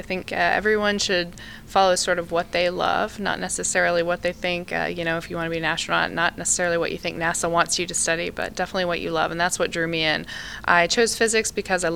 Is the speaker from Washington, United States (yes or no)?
no; Eastern North Carolina, United States; moved away as an adult; also born or lived in Grand Rapids, Michigan; I was actually born in Western Michigan, in Grand Rapids, Michigan, and I grew up in Eastern North Carolina